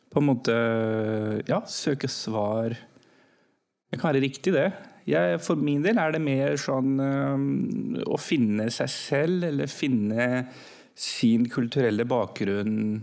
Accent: Norway; also born or lived in Pakistan; Jeg var norsk-pakistaner

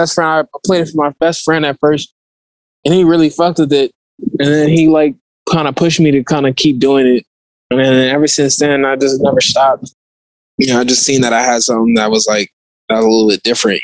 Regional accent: Oakland, California, United States; I'm from Oakland

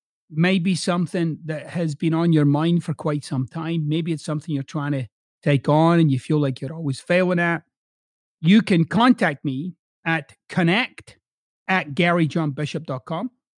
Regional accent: Scotland, United Kingdom; now in United States; So I'm originally from Scotland, but I've lived in the United States for over two decades now. So I've got these two accents

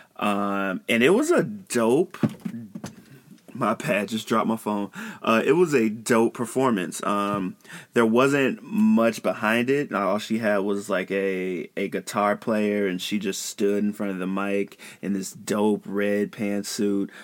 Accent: Chicago, Illinois, United States; I'm from Chicago

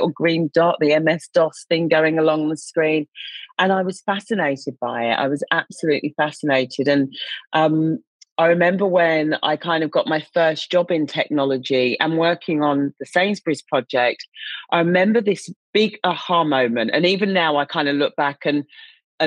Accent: United Kingdom; moved away as an adult; now in Australia; I'm obviously a Brit living in Australia

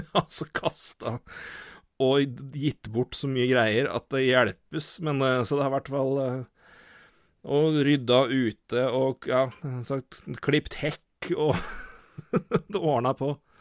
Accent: Elverum, Innlandet, Norway; moved away; Jeg har vært jeg har vært hjemme i Elverum siden, siden, juni, og rett og slett bodd hjemme.

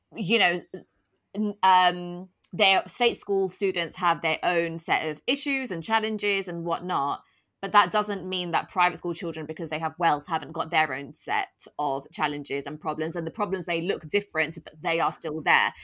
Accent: London, United Kingdom; I was brought up in Tottenham, I'm from a very working class background

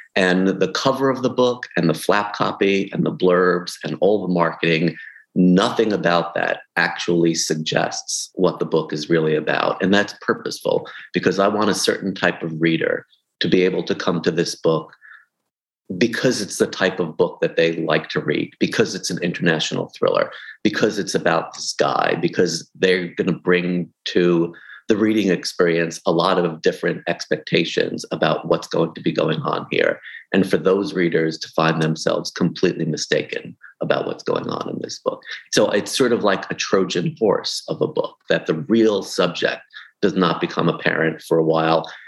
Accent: New York City, New York, United States; I grew up in in Brooklyn

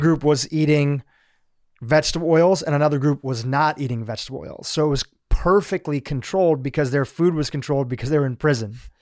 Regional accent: United States; also born or lived in Kenya; we mostly grew up in the States

